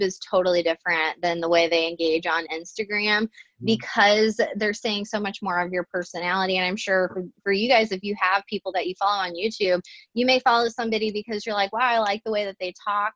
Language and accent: English; St. Louis, Missouri, United States; I'm from St. Louis